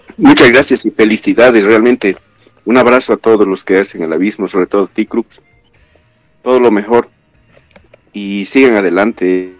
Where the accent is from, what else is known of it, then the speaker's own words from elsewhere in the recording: La Paz, Bolivia; nací en La Paz, viví en La Paz